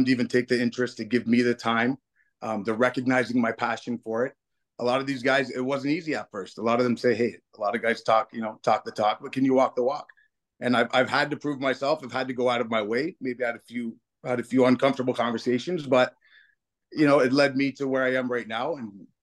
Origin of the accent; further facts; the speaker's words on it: Windsor, Ontario, Canada; I've been going to BCW shows since I was a little kid myself, you know, growing up in the town.